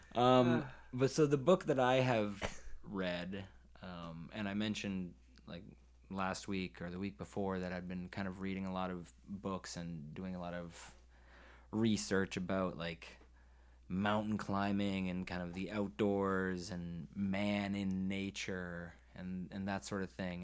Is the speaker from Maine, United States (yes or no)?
yes; Maine, United States; I'm from Maine